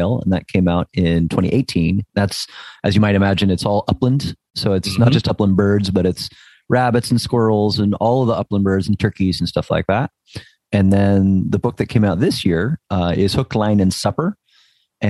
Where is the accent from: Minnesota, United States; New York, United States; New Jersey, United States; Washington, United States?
New Jersey, United States; now in Northern California, United States; I grew up in New Jersey